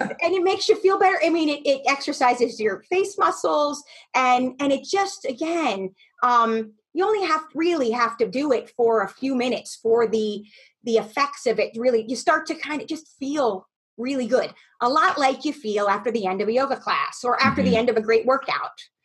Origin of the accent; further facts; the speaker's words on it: Camp Hill, Pennsylvania, United States; moved away; I grew up in Pennsylvania in a little town outside of Harrisburg called Camp Hill